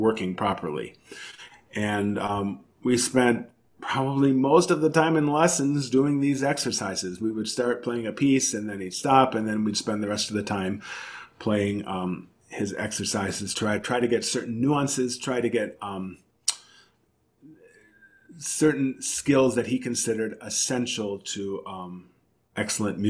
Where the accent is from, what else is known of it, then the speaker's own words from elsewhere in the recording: Chicago, Illinois, United States; growing up in Chicago